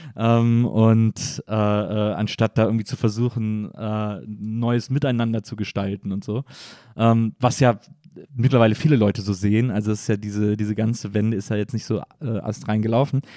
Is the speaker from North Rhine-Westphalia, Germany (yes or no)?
yes; near Cologne, North Rhine-Westphalia, Germany; now in Berlin, Germany; ich komme aus der Nähe von Köln